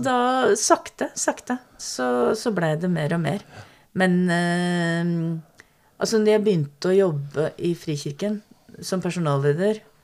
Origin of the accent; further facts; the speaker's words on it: Strømmen, Akershus, Norway; Vokste opp på Strømmen like utafor Oslo